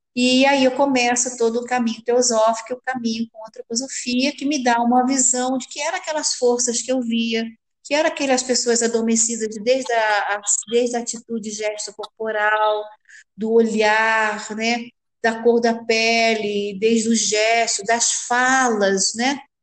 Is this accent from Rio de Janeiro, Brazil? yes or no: yes; Rio de Janeiro, Brazil; eu sou carioca do Rio de Janeiro